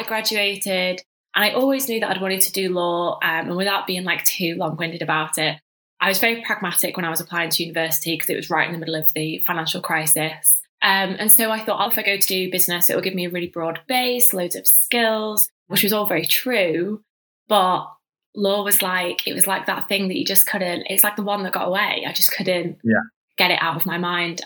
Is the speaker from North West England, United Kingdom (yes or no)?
yes; Manchester, North West England, United Kingdom; moved away; I'm from Manchester originally, so that's where I grew up in your classic like northern family household